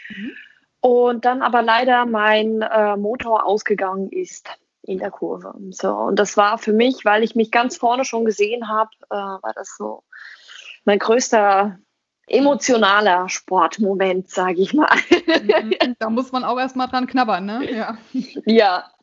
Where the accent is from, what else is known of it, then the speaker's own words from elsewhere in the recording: Weilburg, Hesse, Germany; born there; now in Gießen, Germany; und ich selbst bin in Weilburg geboren und lebe jetzt in Gießen